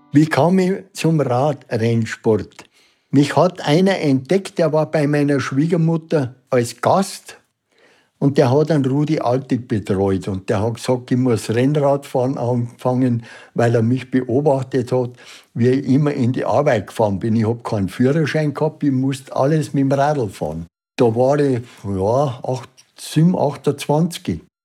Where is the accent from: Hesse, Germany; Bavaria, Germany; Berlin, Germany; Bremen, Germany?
Bavaria, Germany; Unterwössen; Ich bin in Unterwössen in der Au geboren